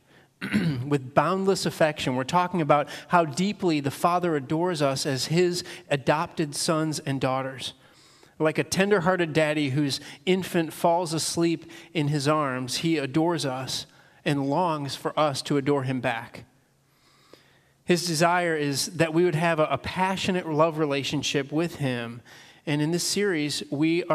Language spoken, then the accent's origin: English; Northern Illinois, United States; now in Pennsylvania, United States; I was born and raised in Northern Illinois